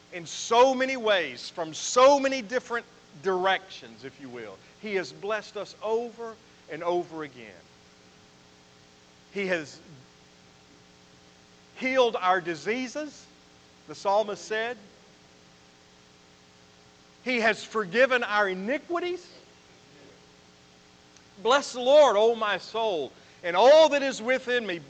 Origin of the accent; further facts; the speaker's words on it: Roanoke, Virginia, United States; I took my first breath in Roanoke, Virginia when I was born at Jefferson Memorial Hospital